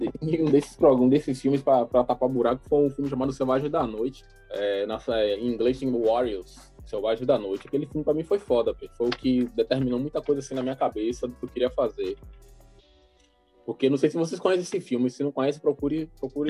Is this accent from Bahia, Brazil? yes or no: yes; Salvador, Bahia, Brazil; also born or lived in Massaranduba / Mussurunga; eu sou cria da cidade baixa eu nasci na, na, nasci na Cidade Baixa, me criei na Cidade Baixa até os seis anos, na Massaranduba. Depois eu fui morar com meus pais separados, eu fui pra Mussurunga